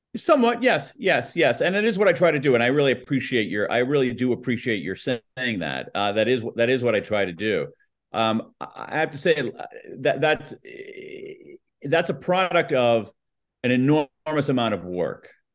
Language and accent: English; United States; accent: American newscaster flat accent; my American accent. My, my, my, my, my American newscaster flat accent